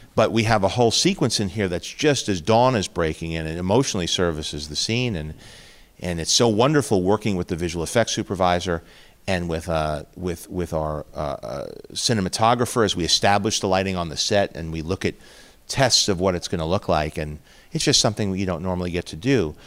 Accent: New York City, New York, United States; moved away; also born or lived in Chicago; growing up in Queens

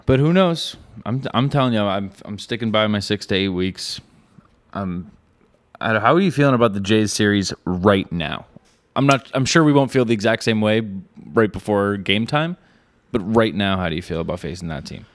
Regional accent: New Hampshire, United States; I'm from New Hampshire.

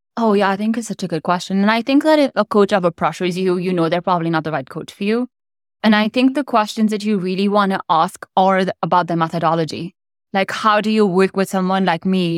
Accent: India; moved away as an adult; also born or lived in United States; I grew up in India. I moved to the U S in college.

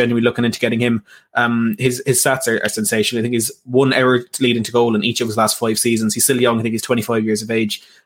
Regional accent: Ireland; I'm Irish

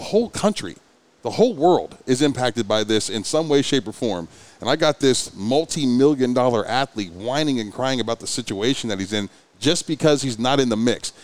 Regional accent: Ohio, United States; now in Oklahoma City, United States; I'm from Ohio

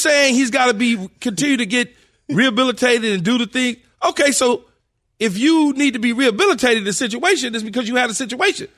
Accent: Los Angeles, California, United States; Growing up in South Central Los Angeles as a kid

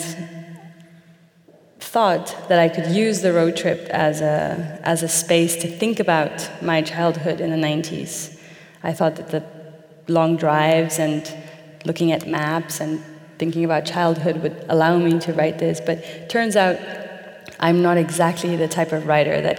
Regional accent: Mexico; moved away; my native Mexico

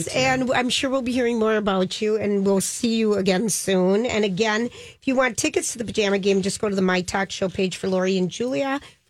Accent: St. Paul, Minnesota, United States; I grew up in Highland Park

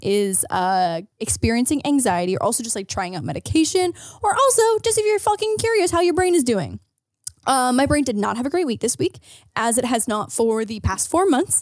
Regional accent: hometown near Toronto, Ontario, Canada; I lived in Toronto or commuting anytime from, like, my hometown to Toronto

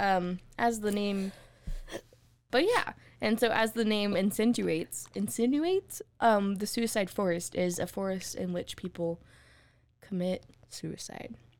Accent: Texas, United States; we're from Texas

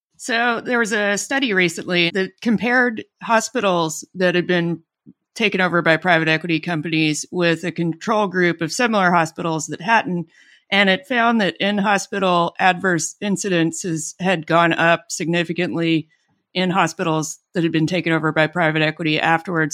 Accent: Alabama, United States; born or raised there; moved away

